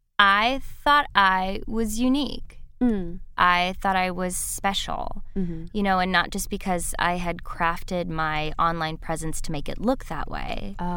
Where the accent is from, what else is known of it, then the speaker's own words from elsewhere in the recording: Midwest, United States; I grew up in the Midwest, which is very unusual, as you know.